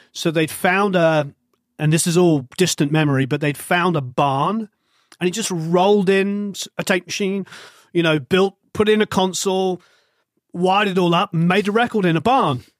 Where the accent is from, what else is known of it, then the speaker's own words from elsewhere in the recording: England, United Kingdom; being English